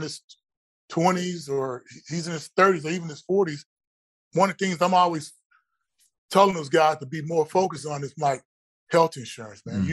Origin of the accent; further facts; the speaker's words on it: College Station, Texas, United States; back at Texas A&M, where I grew up here down in College Station